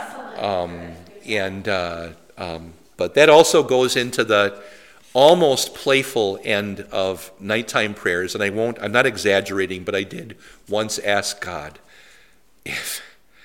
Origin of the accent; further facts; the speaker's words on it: Poynette, Wisconsin, United States; My hometown radio station was WIBU